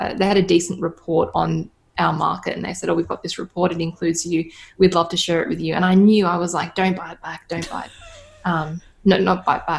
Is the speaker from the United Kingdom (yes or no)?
no; Australia; I'm Australian